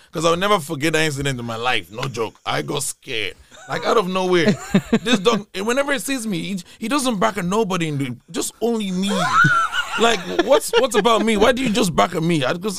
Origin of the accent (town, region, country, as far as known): Sligo, Connacht, Ireland